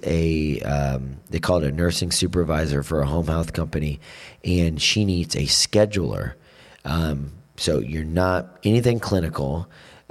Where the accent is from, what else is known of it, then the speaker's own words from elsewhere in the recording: Florida, United States; moved away as an adult; now in Vero Beach, United States; I grew up in the Panhandle where all my friends were from